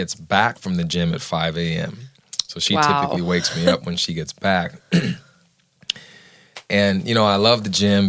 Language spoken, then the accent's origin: English; Southern California, United States; born or raised there; now in Nashville, United States